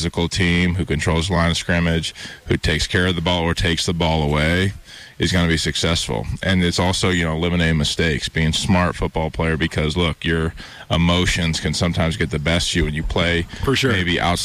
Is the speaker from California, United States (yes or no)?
no; Bozeman, Montana, United States; also born or lived in Missoula, Montana; growing up in Bozeman, playing in Missoula